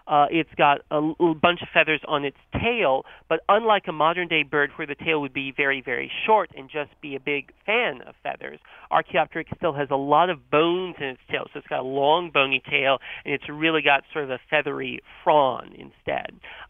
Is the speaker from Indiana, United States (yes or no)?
no; North Carolina, United States; born or raised there